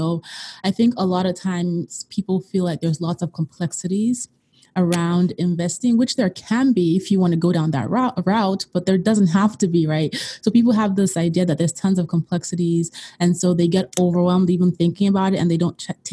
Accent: Nigeria; moved away; I'm originally from Nigeria

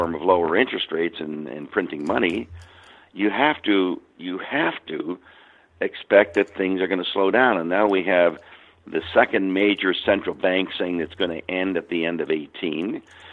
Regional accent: Canada; I'm Canadian.

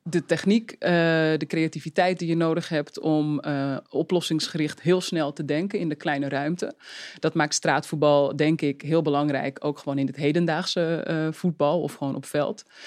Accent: Uithoorn, North Holland, Netherlands; ik ben opgegroeid in Uithoren. Dus dat lag eh, in de buurt van Amsterdam

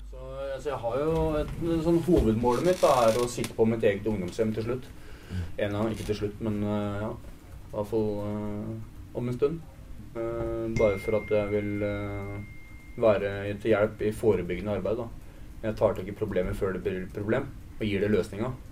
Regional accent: Vestby, Akershus, Norway; jeg er oppvokst i Vestby

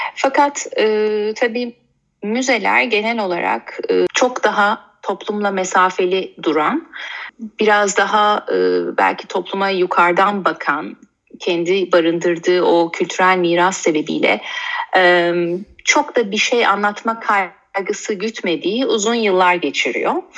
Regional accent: Istanbul, Turkey; ben e, 1983 İstanbul doğumluyum.

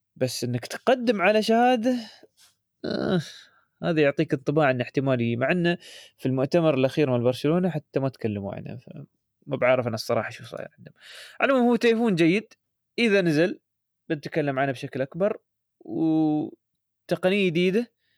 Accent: United Arab Emirates; عندنا في الامارات

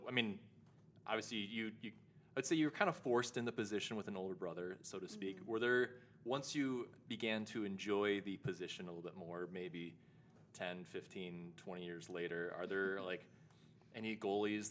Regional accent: Wisconsin, United States; moved away; I'm originally from Wisconsin, which is not even close to Quebec

